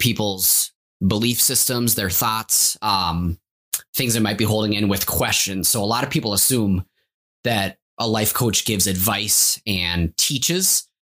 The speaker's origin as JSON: {"language": "English", "town": "Champlin", "region": "Minnesota", "country": "United States", "tie": "born or raised there", "also_born_or_lived": "Maple Grove, Minnesota", "said": "I was actually born and raised in Champlin, Minnesota"}